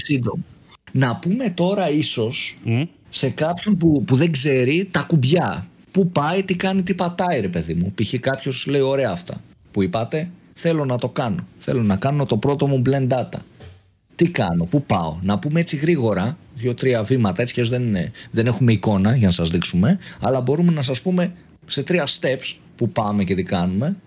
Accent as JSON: {"language": "Greek", "town": "Eleochoria", "region": "Central Macedonia", "country": "Greece", "tie": "born or raised there", "said": "στο χωριό μου, στα Ελοχώρια Χαλκιδικής"}